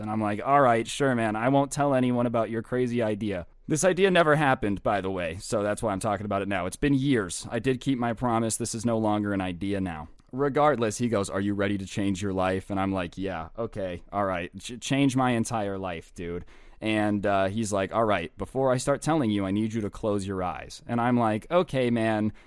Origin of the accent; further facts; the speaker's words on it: Las Vegas, Nevada, United States; I'm from Vegas